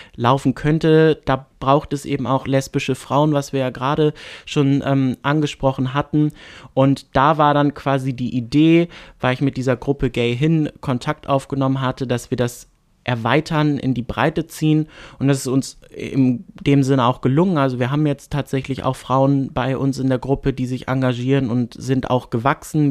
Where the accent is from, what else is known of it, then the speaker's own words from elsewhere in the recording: Bad Oldesloe area, Schleswig-Holstein, Germany; in Bagde Heide in meiner Heimatstadt